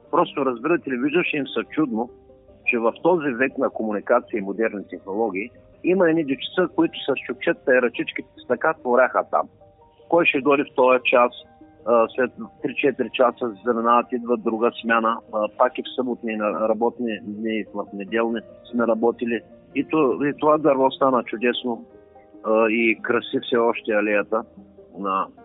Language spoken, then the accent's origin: Bulgarian; Shumen, Shumen Province, Bulgaria; в моя роден град Шуман